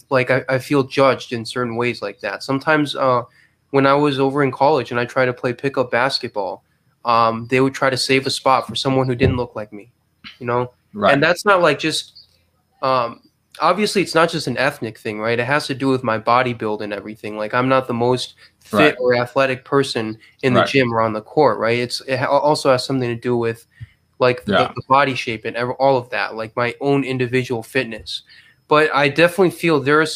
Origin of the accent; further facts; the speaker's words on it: Minnesota, United States; growing up in Minnesota